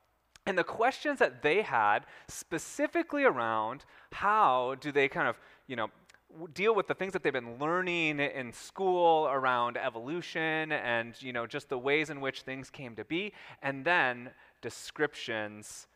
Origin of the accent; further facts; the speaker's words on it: Minnesota, United States; my small town in Minnesota